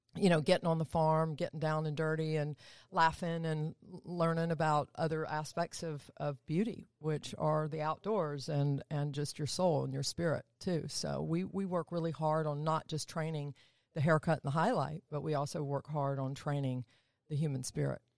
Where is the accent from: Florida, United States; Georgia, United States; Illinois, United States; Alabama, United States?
Georgia, United States; Atlanta; down south, good old Atlanta, Georgia. Born and raised there.